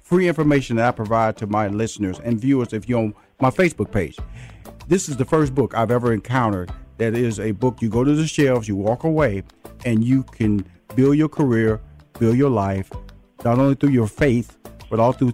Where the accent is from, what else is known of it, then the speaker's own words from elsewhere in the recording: Texas, United States; I'm a Texan, so she's a Texan, so you know, got a little love there.